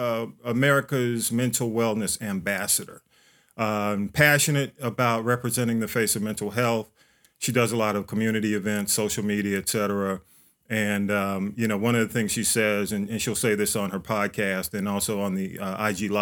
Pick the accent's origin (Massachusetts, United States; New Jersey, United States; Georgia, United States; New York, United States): Georgia, United States; Atlanta; I was on North Avenue. And proud to be here. That's where I grew up.